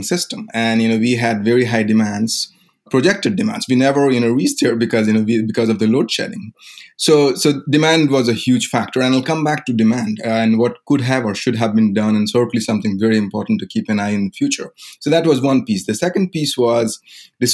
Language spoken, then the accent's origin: English; India; moved away as an adult; I grew up in India. I was there until the age of 22.